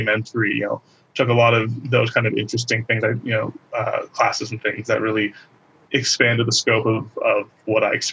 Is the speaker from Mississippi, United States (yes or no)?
no; San Francisco Bay Area, California, United States; moved away as an adult; now in Los Angeles, United States; I'm originally from the San Francisco Bay Area